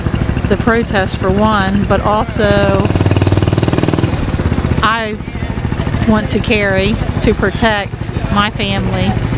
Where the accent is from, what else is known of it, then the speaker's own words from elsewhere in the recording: Quantico, Maryland, United States; I'm from Quantico, Maryland.